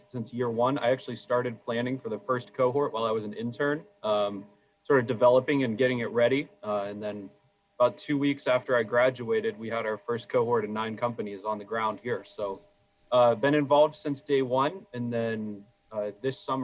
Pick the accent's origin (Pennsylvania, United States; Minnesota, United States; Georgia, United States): Pennsylvania, United States; outside of Pittsburgh; moved away as an adult; now in Erie, United States; I'm a transplant. I grew up down outside of Pittsburgh, and then came up to Erie to go to Gannon